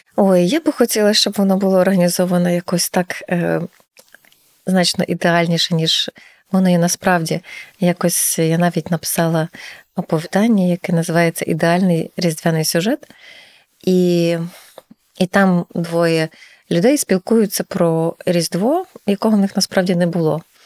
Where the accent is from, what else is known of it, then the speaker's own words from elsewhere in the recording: Ternopil Oblast, Ukraine; now in Lviv, Ukraine; у нас на Тернопільщині